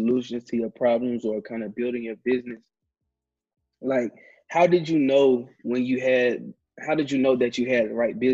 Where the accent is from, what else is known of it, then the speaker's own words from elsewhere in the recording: the South, United States; I'm from the South, so everything I ate growing up just about was deep fried